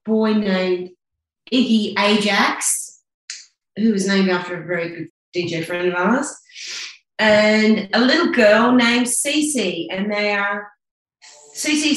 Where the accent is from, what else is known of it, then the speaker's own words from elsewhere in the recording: New Zealand; also born or lived in South Africa; When I was about 3 months old, I was picked up by an aunt and taken to New Zealand to be raised by my grandparents.